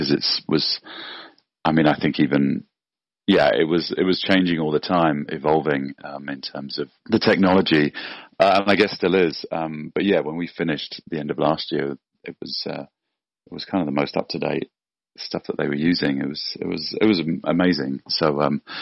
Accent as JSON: {"language": "English", "region": "London", "country": "United Kingdom", "tie": "born or raised there", "moved": "as an adult", "lives_now": "Los Angeles, United States", "said": "I was born and raised in London"}